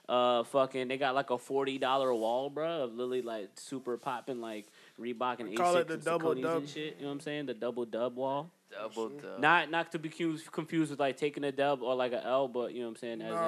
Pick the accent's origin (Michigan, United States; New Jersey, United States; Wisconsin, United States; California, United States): New Jersey, United States; I was born in Jersey, nigga. I am a popping thing that came out of Jersey.